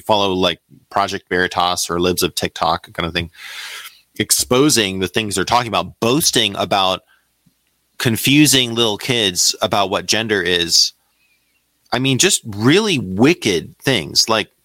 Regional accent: United States; I don't feel at home in America as an American

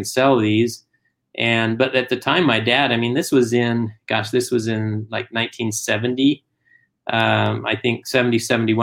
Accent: Springville, Utah, United States; also born or lived in Stuttgart, Germany; moved back to Utah, Springville, Utah, which is where my father was born and raised

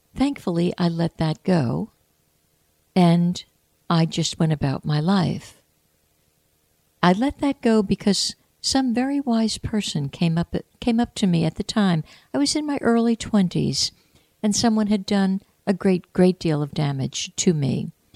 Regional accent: United States; I was born in the United States of America. I was educated in the United States of America

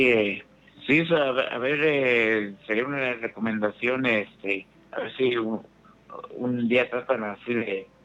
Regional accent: Ciudad Valles, San Luis Potosí, Mexico; soy del, de Ciudad Valles

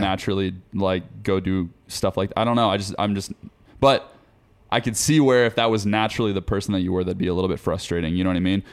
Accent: Forsyth County, Georgia, United States; moved away; I'm from Forsyth County, Georgia. Small town, North Georgia, like, middle of nowhere

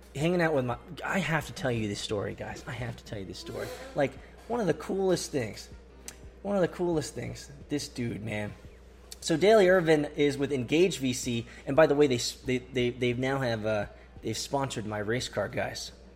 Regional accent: Atlanta, Georgia, United States; Atlanta, my hometown

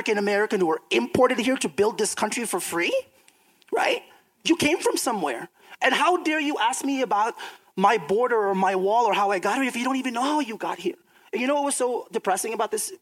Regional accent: Philippines; now in United States; I'm from the Philippines

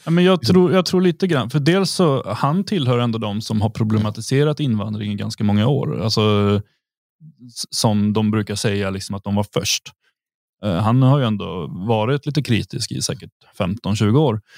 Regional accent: Sweden; now in Thuringia, Germany; vi är svenskar

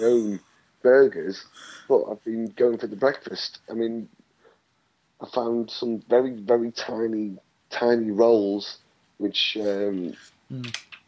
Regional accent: United Kingdom; Being British and a bit shy

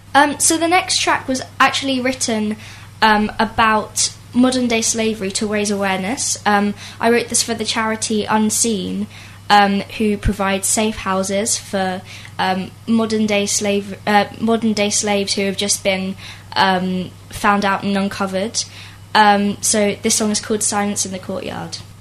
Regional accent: Isleworth, London, United Kingdom; I'm from London, Isleworth.

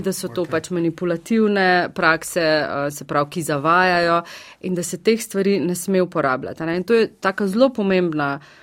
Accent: Slovenia; mi, ki smo iz Slovenija

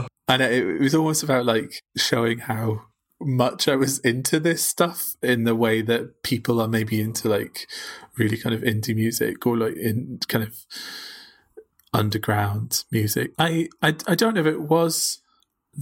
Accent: Northumberland, North East England, United Kingdom; moved away as an adult; also born or lived in Glasgow; I grew up in Northumberland, kind of rural Northumberland

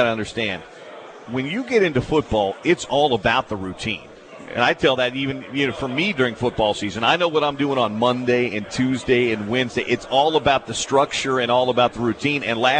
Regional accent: Midwest, United States; moved away; also born or lived in Nebraska; I grew up in the Midwest.

